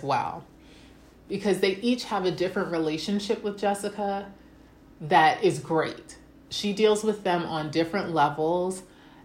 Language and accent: English; United States; I'm speaking as an American